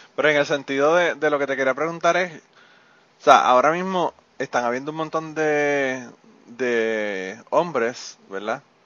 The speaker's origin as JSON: {"language": "Spanish", "country": "Puerto Rico", "said": "nosotros tenemos los genes, ¿verdad? Que parte de nuestros genes como boricua son los taínos"}